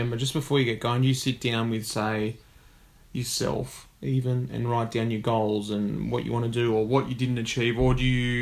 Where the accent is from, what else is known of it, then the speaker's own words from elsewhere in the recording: Australia; we're Australian